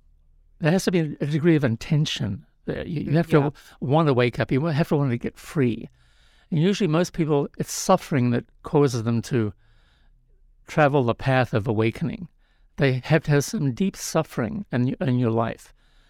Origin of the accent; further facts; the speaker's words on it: New Zealand; moved away as an adult; now in California, United States; Well, I'm from New Zealand originally.